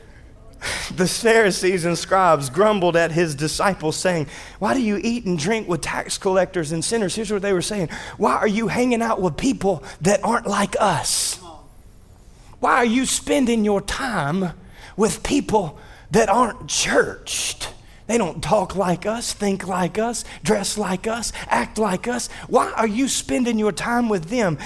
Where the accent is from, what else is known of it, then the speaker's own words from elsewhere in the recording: North Louisiana, United States; born and raised in North Louisiana in the United States of America